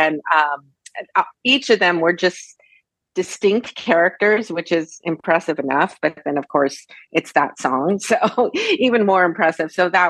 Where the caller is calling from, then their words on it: Whittier, California, United States; I'm in Whittier, California. In Los Angeles County.